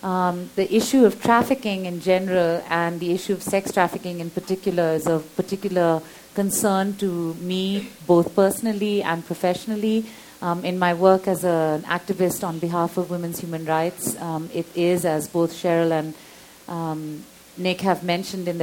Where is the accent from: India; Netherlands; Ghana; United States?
India; Mumbai, Maharashtra; moved away; I grew up in Bombay